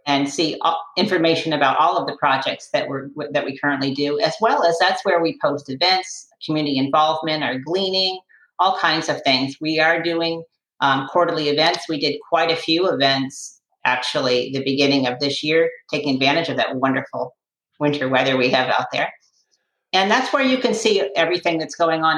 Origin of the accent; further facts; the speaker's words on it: Western Massachusetts, United States; now in Sarasota, United States; I grew up in Western Massachusetts